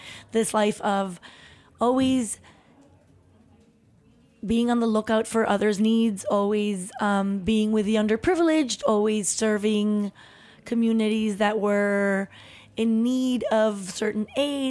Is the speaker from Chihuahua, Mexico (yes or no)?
yes; Chihuahua, Mexico; born there; So I was born in Chihuahua, where my parents had built a house in the outskirts, in the really slummy part of Chihuahua, in the worst neighborhood